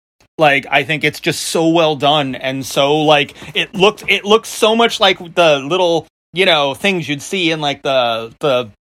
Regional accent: Long Island, New York, United States; accent: New York; Because I grew up, number one, with a dad who spoke in, like, the old school New Yorker way. And then I was raised by my grandmother in Long Island for a bunch of years.

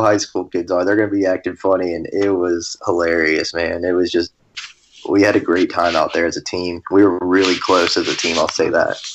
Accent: Garland, Texas, United States; I'm from Garland, Texas.

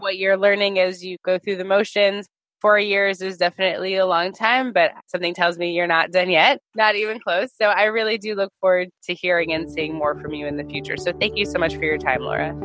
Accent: United States; I'm an American Jew.

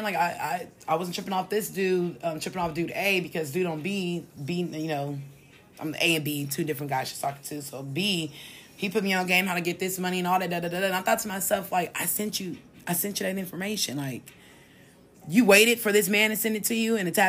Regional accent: California, United States; here in my home state

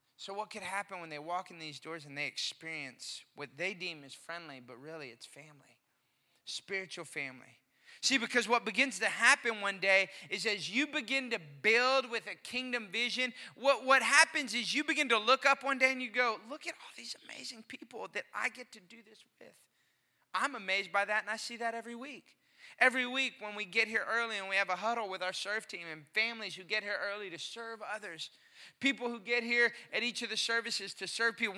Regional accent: Austin, Texas, United States; now in McKinney, United States; growing up in Austin, Texas

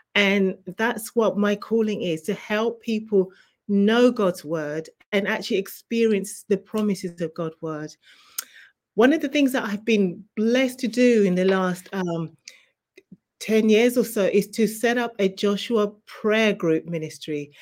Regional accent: England, United Kingdom; moved away as an adult; also born or lived in Zimbabwe; now in New Jersey, United States; I was actually born in Zimbabwe, and you may be able to tell by my accent, I was raised in England

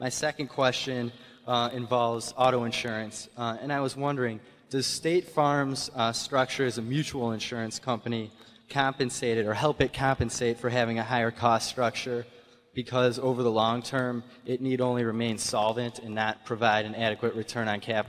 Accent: Ann Arbor, Michigan, United States; I'm from Ann Arbor, Michigan.

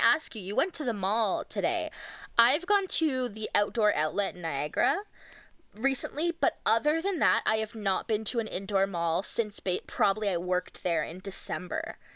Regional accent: Ontario, Canada; growing up in Ontario in like 2006

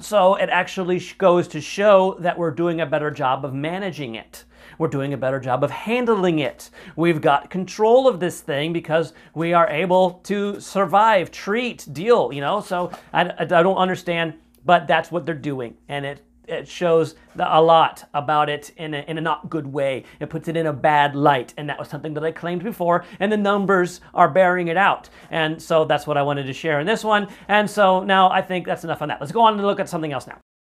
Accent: United States; as an American citizen

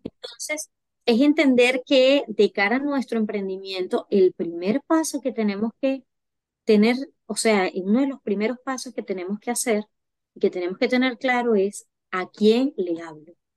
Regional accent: Venezuela; moved away as an adult; now in France; yo soy venezolana. Eh, llegué a Francia en el 2021

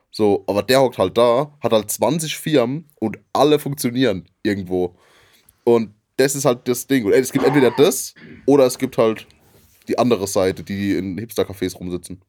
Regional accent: Rhineland-Palatinate, Germany; in der Gegend, wo wir, wo ich herkomme, wird eher Wein getrunken

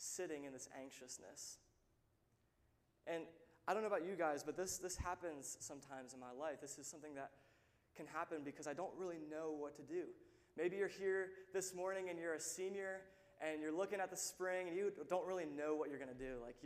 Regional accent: Lynchburg, Virginia, United States; I'm actually from Lynchburg. I grew up in this church. I've been here since I was about 13 years old.

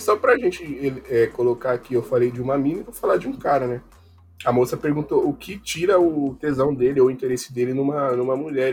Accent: Brazil; eu sou brasileiro

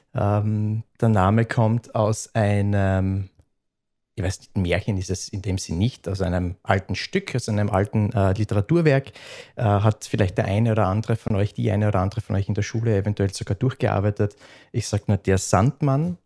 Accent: Upper Styria, Austria; accent: Styrian; moved away as an adult; also born or lived in Graz, Austria; now in Vienna, Austria; Ich bin aus der Obersteiermark

